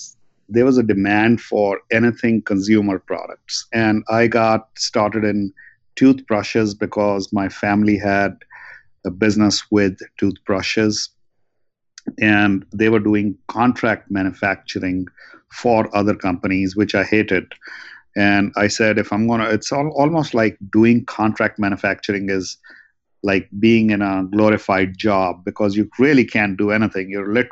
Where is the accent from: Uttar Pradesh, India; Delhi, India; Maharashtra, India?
Delhi, India; New Delhi; also born or lived in Russia / New York, United States; now in Los Angeles, United States; Interestingly enough, you might have heard that I am originally from New Delhi and I went to Russia. From Russia, I came to New York and to Los Angeles.